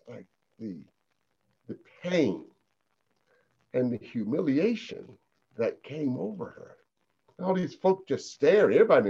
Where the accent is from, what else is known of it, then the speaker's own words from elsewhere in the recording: the South, United States; also born or lived in Alabama / Jackson, Mississippi; I grew up in the South, born in public housing, didn't know that we were low income, didn't know that we were poor